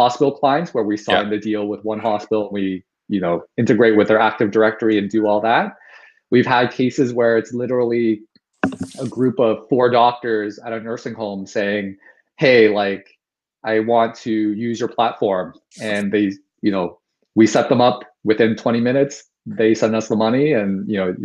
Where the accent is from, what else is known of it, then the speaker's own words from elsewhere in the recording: Toronto, Ontario, Canada; born and raised in Toronto, in Scarborough, specifically one of the suburbs of Toronto